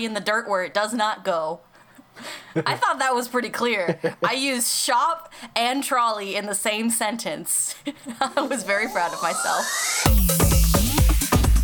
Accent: United States; we're just American.

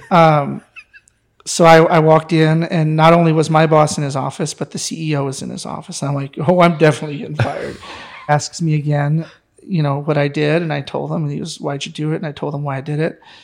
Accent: near Detroit, Michigan, United States; moved away; also born or lived in Texas; growing up near Detroit

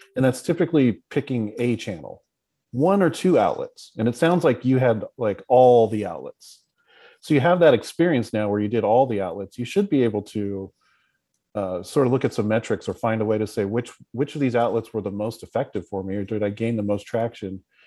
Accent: West Coast, United States; us West Coasters

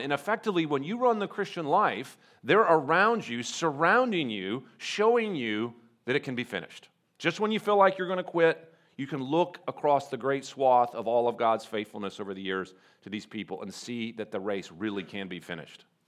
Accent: North Carolina, United States; I'm from North Carolina and I'm, I'm the president of the Charlotte campus

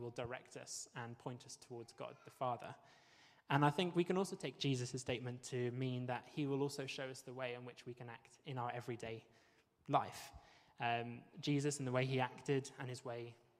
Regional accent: Wales, United Kingdom; moved away; also born or lived in Bristol, United Kingdom; I am Welsh, and I'm very proud to be Welsh

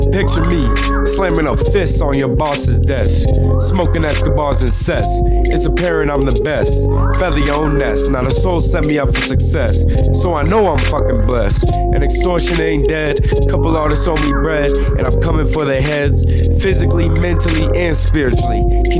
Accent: Denver, Colorado, United States; I'm from Denver, Colorado. I've been here for 16 years.

